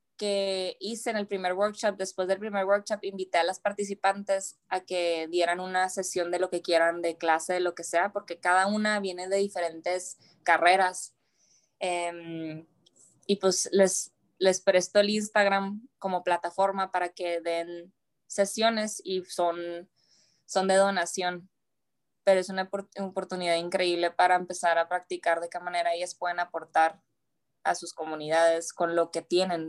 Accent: Ciudad Juárez, Chihuahua, Mexico; born or raised there; now in United States

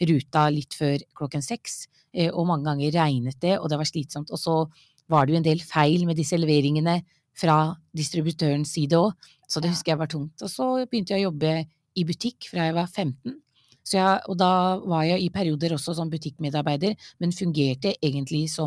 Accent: Norway; Ja, jeg er født og oppvokst i Norge.

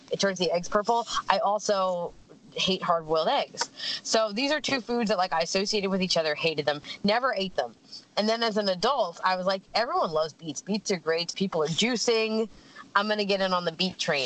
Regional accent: Pennsylvania, United States; where I grew up in Pennsylvania, in the States, pickled beets are very much a thing

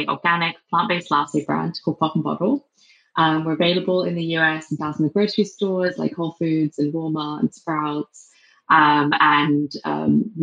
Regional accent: England, United Kingdom; accent: English; moved away as an adult; also born or lived in London; now in San Francisco, United States; my English accent

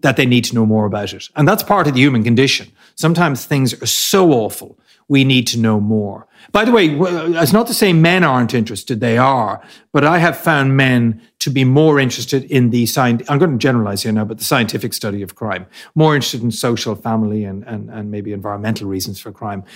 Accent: Ireland; we're Irish

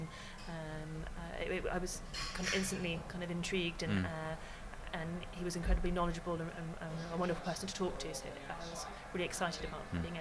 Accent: Tavistock, South West England, United Kingdom; my hometown of Tavistock, which is down in Devon

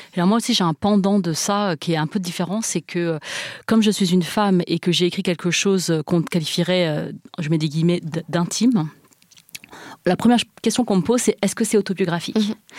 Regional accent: France; first language Chinese; French is a second language; je voulais être une écrivaine française parce que je suis française

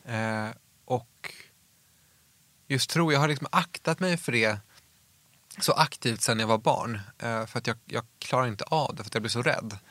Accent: outside Uppsala, Uppsala County, Sweden; utanför Uppsala där jag växte upp

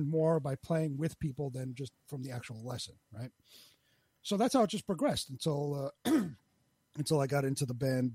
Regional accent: New York City, New York, United States; I'm born and bred in Queens, New York. Never moved out anywhere, stayed in basically the same neighborhood my whole

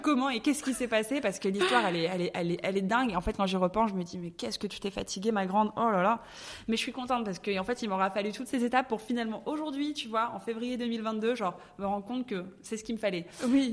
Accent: Paris, Île-de-France, France; moved away as an adult; now in Dubai, United Arab Emirates; je suis née à Paris, j'ai grandi à Paris

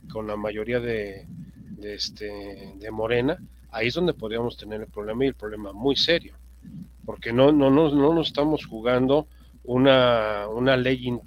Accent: Mexico

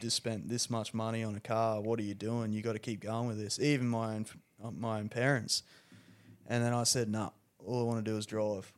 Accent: Rockhampton, Queensland, Australia; I'm pretty proud to come from Rockhampton

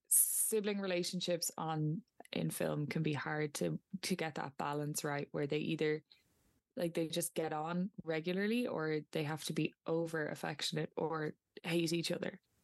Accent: County Meath, Ireland; I'm from Meath

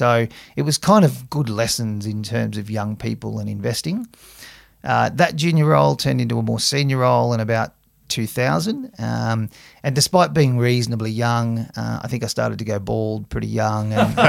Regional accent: Camden, New South Wales, Australia; I grew up out in Camden, which is, you know, sort of 60k southwest of Sydney, and started working at the CBA in Picton, which was another 15k's further out

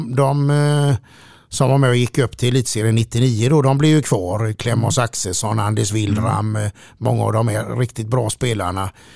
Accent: Gothenburg, Västra Götaland, Sweden; från början var man en liten kille som eh, växte upp i jämbrott i Frölunda

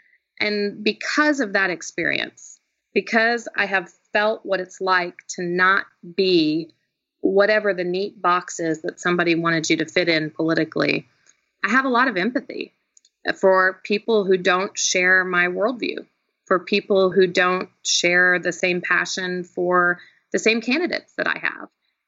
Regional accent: the Ozarks in Southwest Missouri, United States; moved away as an adult; also born or lived in Boston / New York / Los Angeles; now in Georgia, United States; I grew up in the Ozarks in Southwest Missouri, in what a lot of the country is referred to pejoratively as the flyover states, what others have referred to as the Bible Belt.

